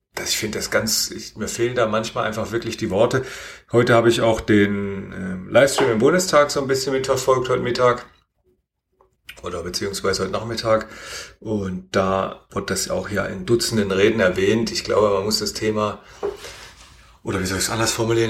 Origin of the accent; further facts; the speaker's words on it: Germany; bei uns in Deutschland